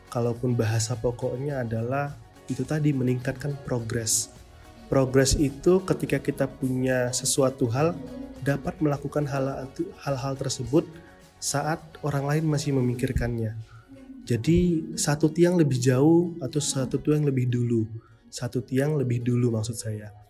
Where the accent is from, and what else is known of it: Batam, Riau Islands, Indonesia